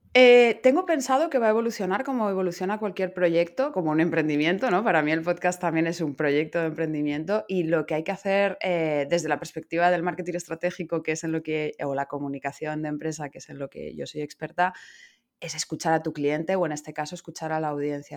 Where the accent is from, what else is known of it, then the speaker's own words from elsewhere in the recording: Madrid, Community of Madrid, Spain; moved away as an adult; now in Barcelona, Spain; soy madrileña